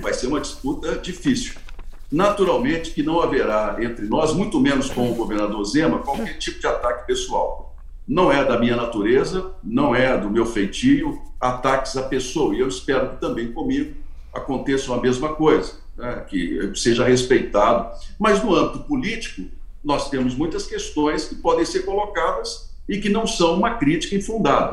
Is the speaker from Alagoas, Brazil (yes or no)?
no; Minas Gerais, Brazil; eu, como mineiro